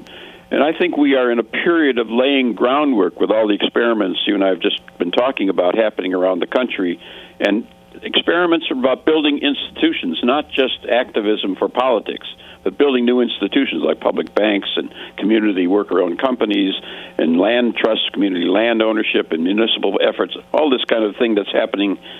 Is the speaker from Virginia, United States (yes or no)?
no; Racine, Wisconsin, United States; moved away; I'm originally from Wisconsin, Racine, Wisconsin, a small industrial town in just south of Milwaukee